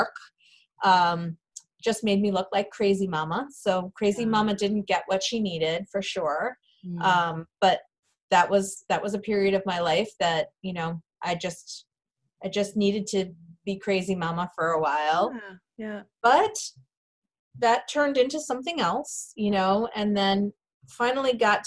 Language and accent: English; Massachusetts, United States; moved away as an adult; I did end up moving back to my hometown in Massachusetts, where I was from